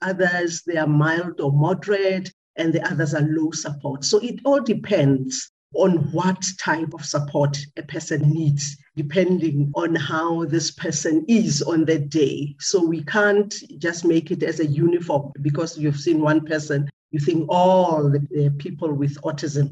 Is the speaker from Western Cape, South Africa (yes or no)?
no; Pretoria, Gauteng, South Africa; we started taking him to our local hospital because I am from Pretoria